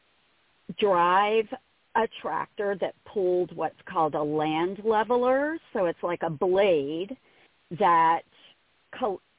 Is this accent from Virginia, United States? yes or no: no; South Louisiana, United States; I'm from South Louisiana